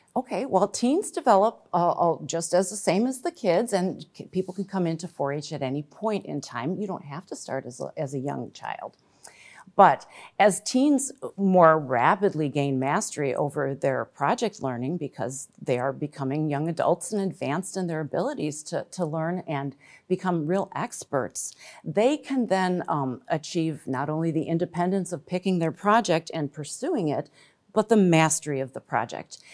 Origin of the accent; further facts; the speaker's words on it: Glen Ellyn, Illinois, United States; I grew up in Glen Ellen, and I was a four H member back in the nineteen eighties